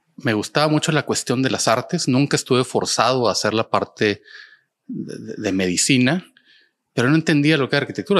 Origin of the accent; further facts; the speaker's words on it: Monterrey, Nuevo León, Mexico; siendo el, regio pragmático